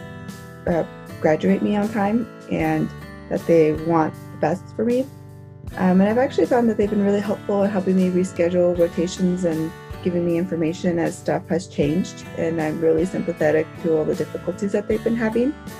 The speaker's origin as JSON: {"language": "English", "town": "Los Angeles", "region": "California", "country": "United States", "said": "I'm originally from Los Angeles, so I've been quarantined back home in Los Angeles"}